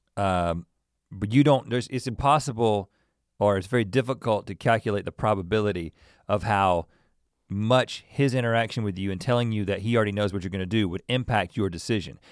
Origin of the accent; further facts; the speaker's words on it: North Carolina, United States; we're from North Carolina